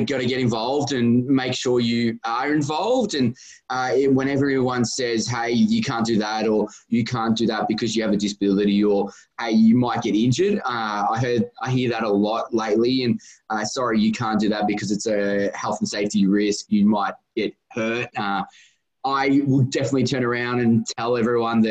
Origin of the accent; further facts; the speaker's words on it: Australia; I grew up and live in Australia